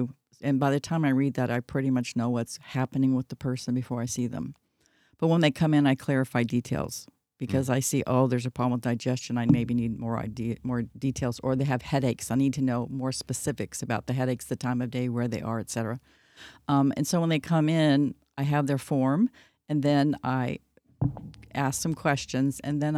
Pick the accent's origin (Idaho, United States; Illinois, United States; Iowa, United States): Idaho, United States; also born or lived in Texas; So we moved to Idaho for a while when I was learning to speak. So I sound more like people from Idaho than